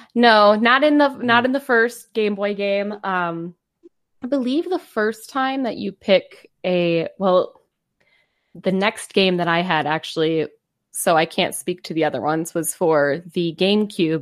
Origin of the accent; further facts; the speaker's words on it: Wisconsin, United States; we are from Wisconsin.